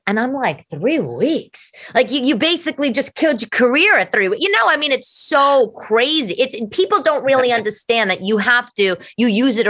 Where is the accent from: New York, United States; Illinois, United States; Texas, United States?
New York, United States; You know, I'm from New York.